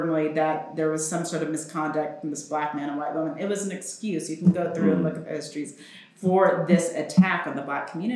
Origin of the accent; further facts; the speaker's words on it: Oklahoma, United States; also born or lived in New York; I grew up in Oklahoma. I took Oklahoma history